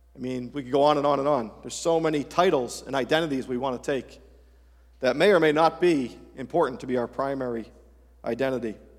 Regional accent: Massachusetts, United States; being born and raised in Massachusetts

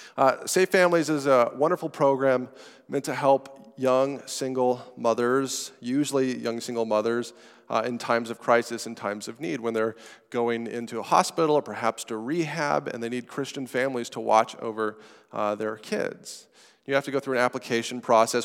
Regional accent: United States; citizens of our country, of America

